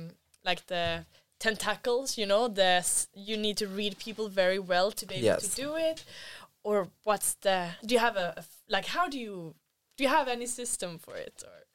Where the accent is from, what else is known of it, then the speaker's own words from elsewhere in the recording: Sweden; moved away; I'm from Sweden